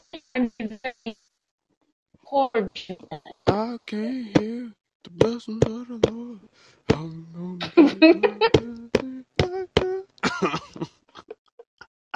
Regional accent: Alabama, United States; I'm from Alabama.

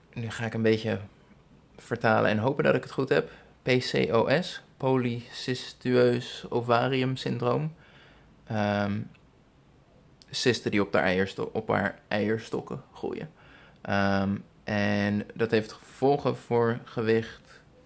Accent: Netherlands; moved away as an adult; now in Philippines; Ik ben eh, geboren en getogen in Nederland.

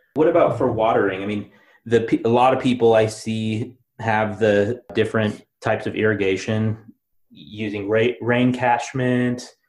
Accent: Seattle, Washington, United States; moved away; I'm from Seattle

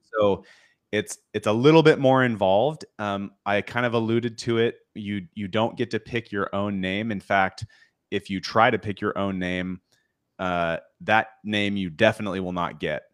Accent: Washington, United States; I grew up in Washington State

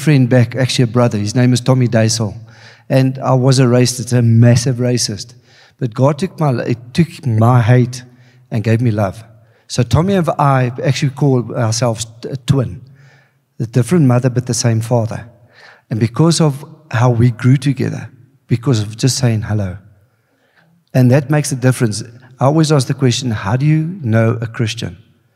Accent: Klerksdorp, North West, South Africa; I come from Klerksdorp. I've been there 55 years

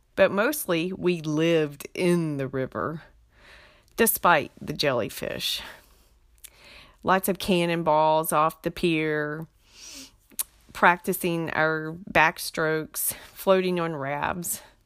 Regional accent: Beaufort County, North Carolina Inner Banks, United States; also born or lived in Wilmington, North Carolina; now in Fayetteville, United States; I was born and raised in Beaufort County

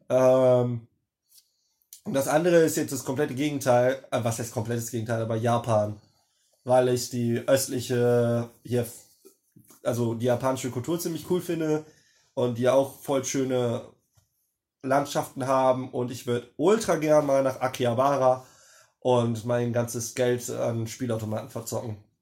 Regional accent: Germany; wo ich aufgewachsen bin. In Grüten.

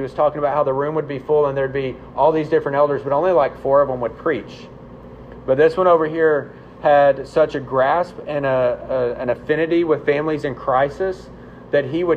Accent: the South, United States; I'm a Southerner

